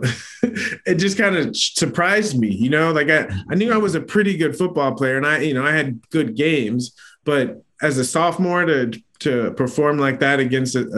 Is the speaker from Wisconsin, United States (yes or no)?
no; San Diego, California, United States; I grew up in San Diego